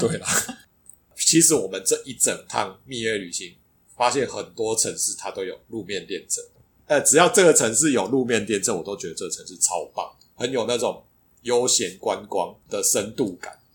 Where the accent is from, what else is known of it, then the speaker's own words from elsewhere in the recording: Taiwan; 我们是台湾来的